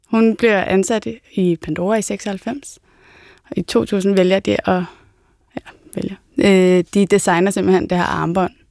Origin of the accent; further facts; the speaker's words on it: Hedehusene, Capital Region of Denmark, Denmark; Altså, jeg er jo bare fra Hedehusene, eller sådan, der er ikke noget fancy over noget som helst.